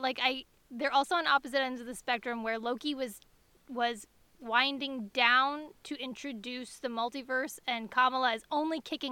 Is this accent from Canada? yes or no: yes; Canada